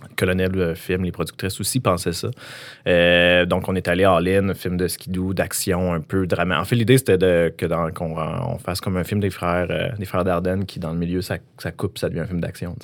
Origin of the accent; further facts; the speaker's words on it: Quebec, Canada; dans mon village natal, qui n'est pas, qui est pas val mais j'habitais juste à côté